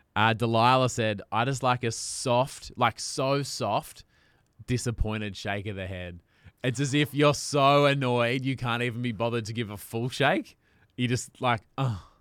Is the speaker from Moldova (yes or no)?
no; Australia; accent: Australian